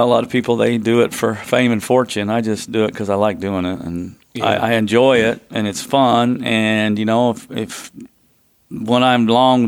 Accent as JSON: {"language": "English", "region": "Oklahoma", "country": "United States", "tie": "born or raised there", "also_born_or_lived": "Kansas", "said": "I grew up in the Midwest. I grew up in Oklahoma, mm-hmm. Kansas area"}